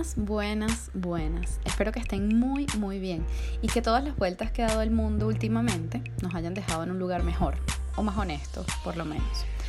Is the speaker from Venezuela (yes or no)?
yes; Venezuela; así somos los venezolanos